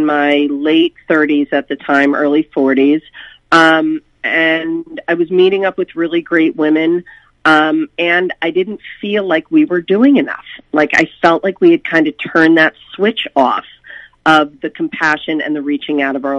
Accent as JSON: {"language": "English", "town": "Bernardsville", "region": "New Jersey", "country": "United States", "tie": "born or raised there", "also_born_or_lived": "Boulder, Colorado", "moved": "as an adult", "said": "we moved back to our hometown of Bernardsville and Peapack Gladstone, New Jersey, my husband and I."}